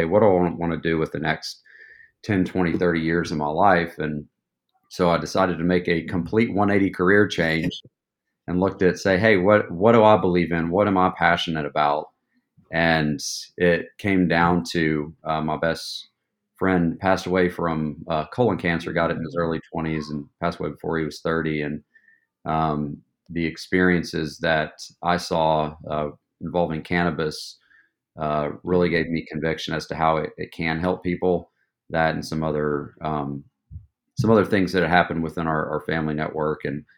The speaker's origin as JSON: {"language": "English", "town": "Knoxville", "region": "Tennessee", "country": "United States", "tie": "born or raised there", "said": "I'm originally from East Tennessee, Knoxville, born and raised, went to University of Tennessee"}